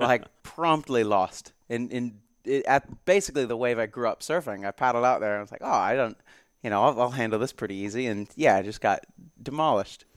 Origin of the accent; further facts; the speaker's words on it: Jacksonville, Florida, United States; moved away; my hometown of Jacksonville, Florida